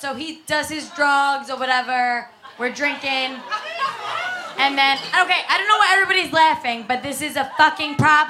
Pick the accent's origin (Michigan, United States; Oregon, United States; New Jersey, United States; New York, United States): New York, United States; New York City; I'm from Staten Island, I curse a lot